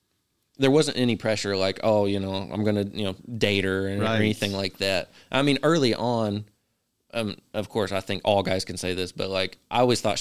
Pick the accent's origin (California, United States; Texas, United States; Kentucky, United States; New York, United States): Kentucky, United States; Richmond; also born or lived in Florence / Georgetown; I was born in Richmond, Kentucky.